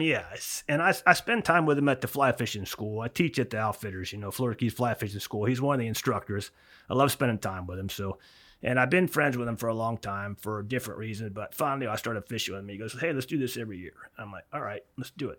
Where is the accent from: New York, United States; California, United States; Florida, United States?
Florida, United States; Florida Keys, United States; born or raised there; also born or lived in Miami, Florida